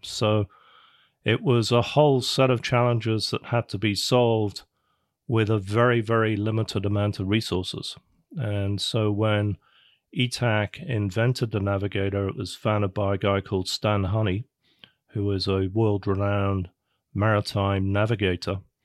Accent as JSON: {"language": "English", "region": "England", "country": "United Kingdom", "tie": "born or raised there", "also_born_or_lived": "London / California", "moved": "as an adult", "lives_now": "United States", "said": "I'm originally from, uh, from England, born in London, grew up in England, went to college in England."}